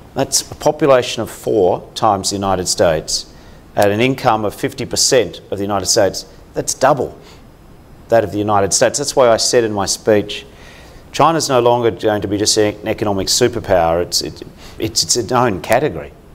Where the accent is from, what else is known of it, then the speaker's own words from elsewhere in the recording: Australia; As an Australian